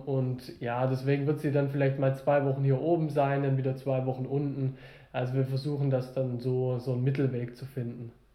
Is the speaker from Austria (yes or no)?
no; the South, Southern Germany, Germany; bei uns im Süden